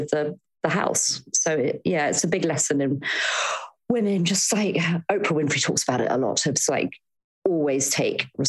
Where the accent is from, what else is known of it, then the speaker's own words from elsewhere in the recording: Devon, South West England, United Kingdom; moved away as an adult; also born or lived in London; I'm from Devon originally. And my goodness, if you'd told my 18-year-old self that my 40-year-old self would be living back in Devon